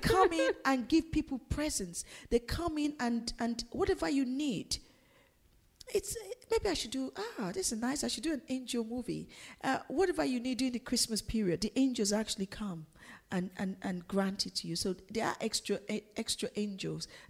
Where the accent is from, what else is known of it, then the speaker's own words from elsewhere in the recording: Nigeria; now in London, United Kingdom; growing up in Nigeria